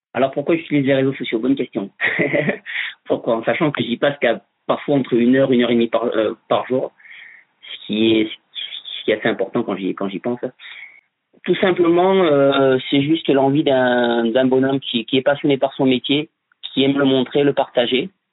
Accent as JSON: {"language": "French", "town": "Bordeaux", "region": "Nouvelle-Aquitaine", "country": "France", "tie": "born or raised there", "said": "je vis sur Bordeaux je suis né à Bordeaux aussi"}